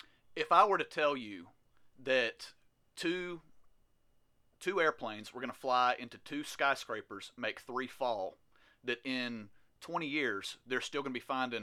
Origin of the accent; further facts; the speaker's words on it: the South, United States; growing up in the South